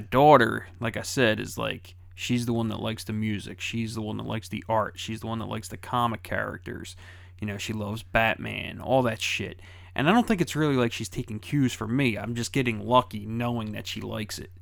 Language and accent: English; Philadelphia, Pennsylvania, United States; I grew up in Philadelphia